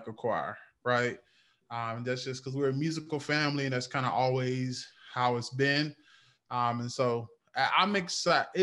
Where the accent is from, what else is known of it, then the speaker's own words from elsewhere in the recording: North Carolina, United States; I'm from North Carolina. And so I have one of those country church boy stories.